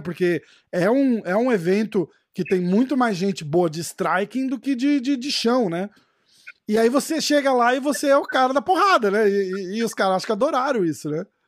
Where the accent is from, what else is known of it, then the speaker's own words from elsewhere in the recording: Brazil; now in New York, United States; eu falo inglês com sotaque, porra, sou brasileiro